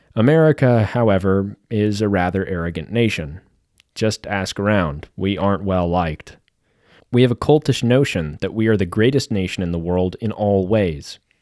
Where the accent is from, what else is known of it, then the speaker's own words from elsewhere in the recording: Kansas City, Missouri, United States; a guy born and raised in Missouri